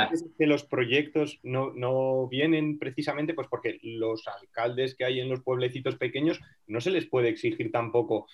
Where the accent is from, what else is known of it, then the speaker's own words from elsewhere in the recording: Teruel, Aragon, Spain; Yo ya nací en, Teruel, eh, pero bueno, son pueblecitos de menos de...